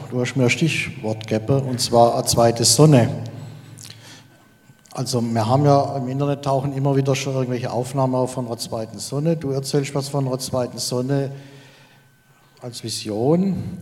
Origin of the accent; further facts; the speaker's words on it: Baden-Württemberg, Germany; ich komme aus dem Schwarzwald und ich bin seit einem Jahr unterwegs mit der Forschergruppe Waldgeist.